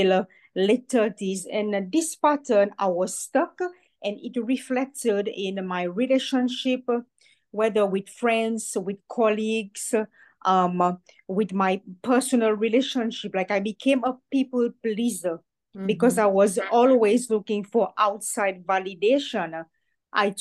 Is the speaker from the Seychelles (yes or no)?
yes; Seychelles; growing up in the Seychelles, in a Roman Catholic environment